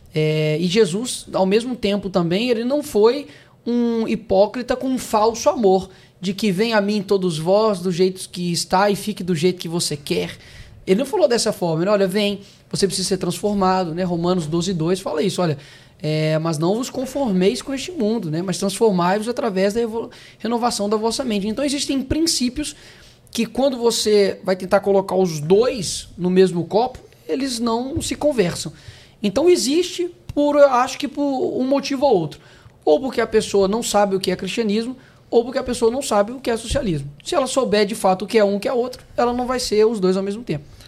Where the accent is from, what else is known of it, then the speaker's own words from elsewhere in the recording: Belo Horizonte, Minas Gerais, Brazil; Eu sou de BH.